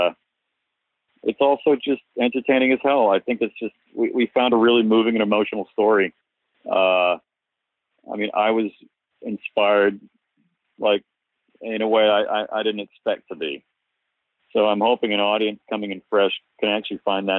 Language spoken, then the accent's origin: English; Cape Cod, Massachusetts, United States; I grew up on Cape Cod